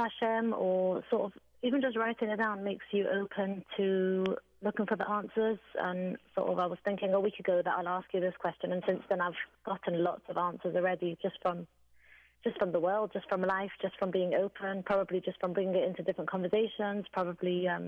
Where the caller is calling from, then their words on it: England, United Kingdom; I'm calling from England